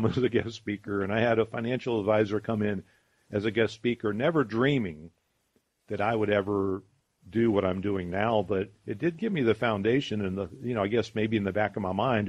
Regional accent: Columbus, Ohio, United States; also born or lived in Charleston, South Carolina; I grew up here in Columbus, and I love our city

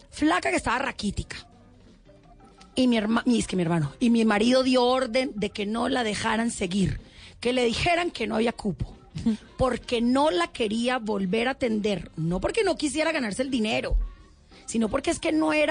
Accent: Cali, Valle del Cauca, Colombia; moved away as an adult; Cuando me vine de Cali, lo peor de todo es que me vine con dos maletas, que era lo que me cabía en el avión

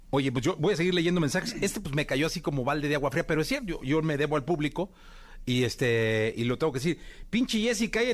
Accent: Mexico; como mexicanos

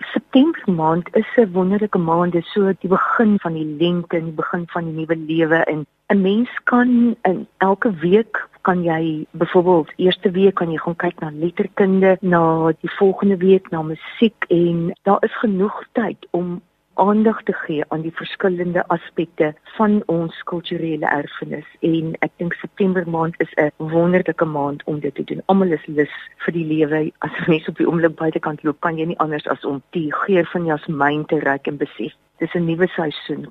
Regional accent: South Africa; ons is Suid-Afrikaners

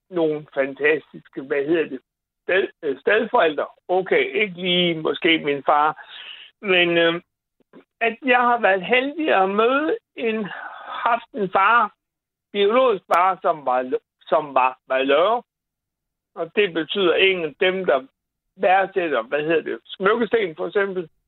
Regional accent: Bosnia & Herzegovina; now in Denmark; Jeg kommer jo fra Bosnien

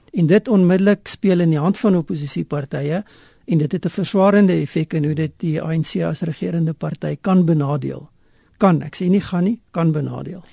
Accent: South Africa; ons as Suid-Afrikaners die afgelope 20 jaar gewoond geraak

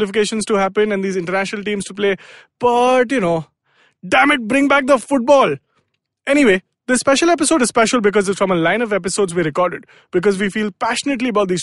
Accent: Delhi, India; now in Mumbai, India; I am from Delhi.

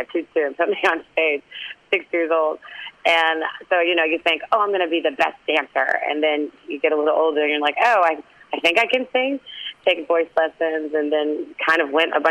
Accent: New York, United States; I'm from New York, so it's like a little New York, a little Manhattan

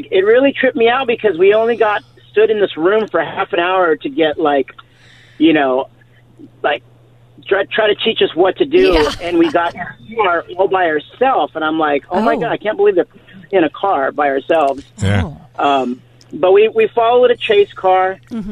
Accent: San Jose, California, United States; moved away as an adult; now in Carlsbad, United States; I was, born and raised in San Jose

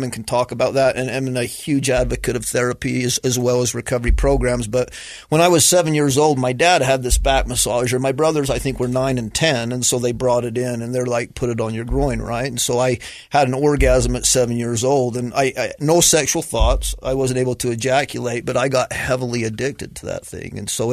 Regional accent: Fillmore, Utah, United States; I was born in Fillmore, mm-hmm. First territorial capital

